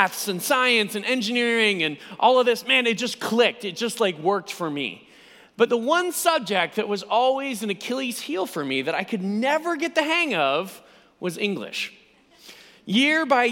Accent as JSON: {"language": "English", "country": "United States", "said": "You can immediately tell by my accent that I'm not from these parts. I am indeed from the United States, and this is my first visit to the UK"}